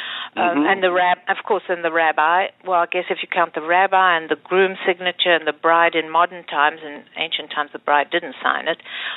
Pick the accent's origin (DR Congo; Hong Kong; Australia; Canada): DR Congo; I was born in the Congo in a Jewish Sephardic family